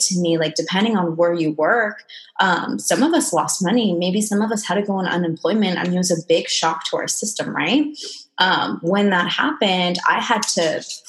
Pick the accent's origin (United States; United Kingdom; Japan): Japan; Okinawa; I'm half Japanese, half Mexican. I was born in Okinawa, Japan